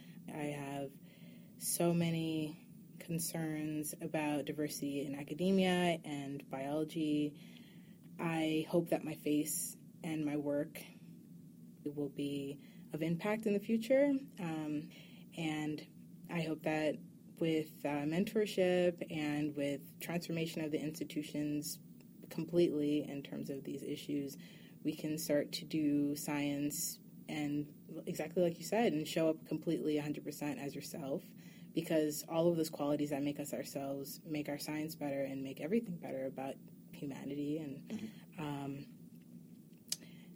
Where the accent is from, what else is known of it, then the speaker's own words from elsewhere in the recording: New York, United States; now in Berkeley, United States; I'm from New York originally.